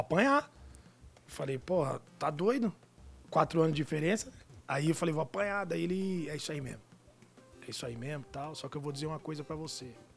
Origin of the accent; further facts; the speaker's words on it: Amparo, São Paulo, Brazil; moved away; vim lá de Amparo, no interior